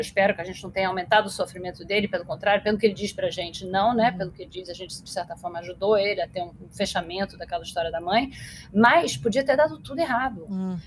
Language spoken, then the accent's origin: Portuguese; Rio de Janeiro, Brazil; also born or lived in United States; eu que sou carioca, que moro no Rio e morei no Rio a minha vida inteira